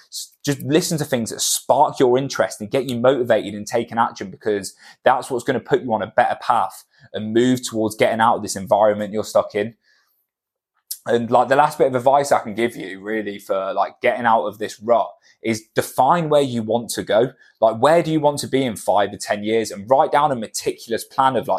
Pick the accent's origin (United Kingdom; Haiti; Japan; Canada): United Kingdom; Cornwall, South West England; moved away; where we're from, like I'm from Cornwall, and it's a very small town mentality